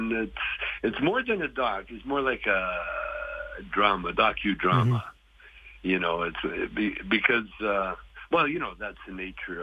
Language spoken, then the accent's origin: English; Calgary, Alberta, Canada; moved away; growing up in Calgary